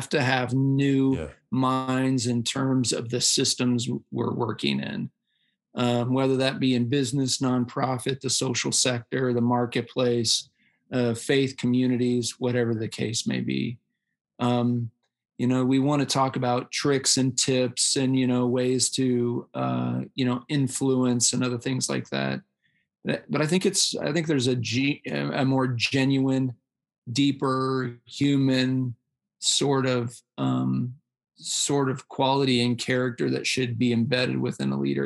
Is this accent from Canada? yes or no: no; Iowa, United States; moved away as an adult; a little town in Iowa where he ran a big factory, and we moved there. I graduated from high school in 1995